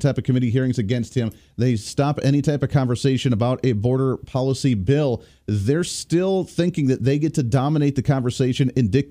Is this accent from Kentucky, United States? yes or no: no; Kansas, United States; the great state of Kansas, my home state.